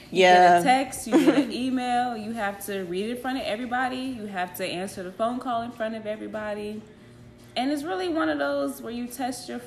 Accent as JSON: {"language": "English", "town": "San Diego", "region": "California", "country": "United States", "lives_now": "Bay Area, United States", "said": "But I'm from Cali, uh, San Diego. Um, at the moment, I do stay in the Bay Area though."}